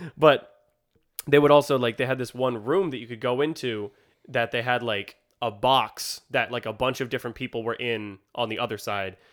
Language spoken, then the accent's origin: English; Warner, New Hampshire, United States; my hometown, Warner